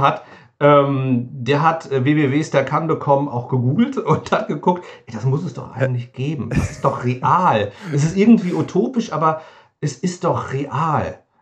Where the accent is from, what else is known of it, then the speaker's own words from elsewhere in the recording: near Wiesbaden, Hesse, Germany; komme ich aus der Nähe von, von Wiesbaden